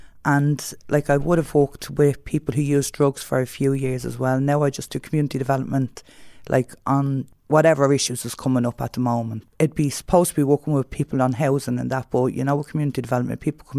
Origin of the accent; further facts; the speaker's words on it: Dublin, Leinster, Ireland; I grew up in the North Inner City, so I was always around, as you know, the issues within the North Inner City